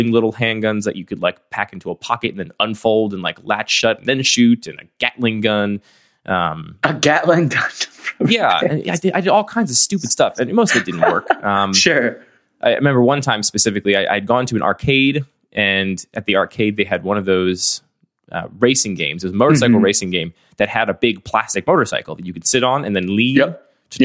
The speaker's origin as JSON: {"language": "English", "town": "West Chester", "region": "Pennsylvania", "country": "United States", "tie": "born or raised there", "moved": "yes", "lives_now": "Baltimore, United States", "said": "I grew up in the suburbs outside of Philadelphia, a suburb called Westchester"}